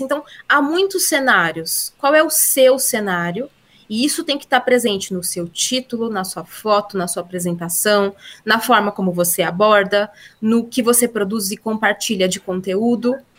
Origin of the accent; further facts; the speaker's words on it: Brazil; accent: interior accent (sotaque do interior); O meu sotaque do interior